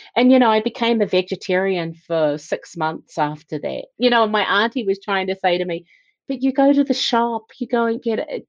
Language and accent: English; New Zealand; I was born and bred in New Zealand